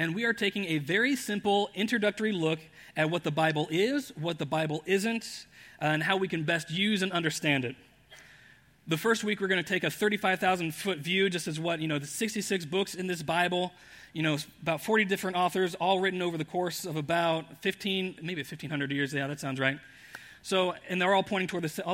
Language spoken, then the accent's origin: English; Indianapolis, Indiana, United States; I grew up in Indianapolis